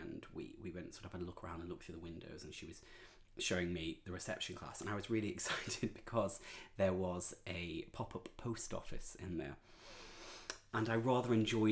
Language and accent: English; Preston, North West England, United Kingdom; moved away; I was born in Preston in Lancashire, which is the north